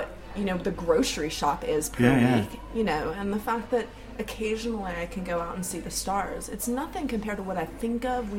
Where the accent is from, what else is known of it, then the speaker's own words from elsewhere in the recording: Florida, United States; I am from Florida.